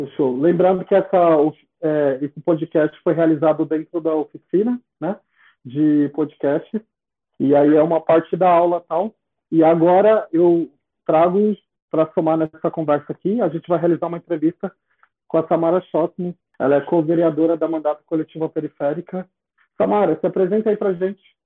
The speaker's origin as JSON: {"language": "Portuguese", "region": "São Paulo", "country": "Brazil", "said": "eu, sou da Zona Leste"}